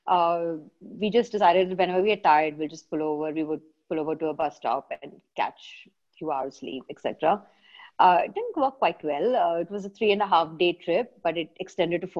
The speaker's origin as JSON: {"language": "English", "region": "Kerala", "country": "India", "said": "I'm from Kerala"}